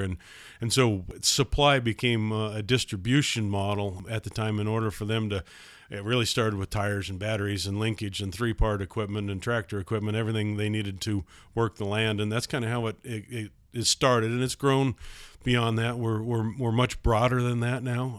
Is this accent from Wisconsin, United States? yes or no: no; Idaho Falls, Idaho, United States; I was born and raised in Idaho, Idaho Falls. I've been here my whole life